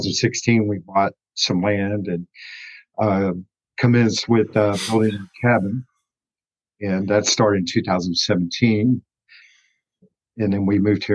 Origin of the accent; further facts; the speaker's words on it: El Paso, Texas, United States; moved away as an adult; also born or lived in Missouri / Western North Carolina; now in North Carolina, United States; I was born in El Paso, Texas, born and raised in that state.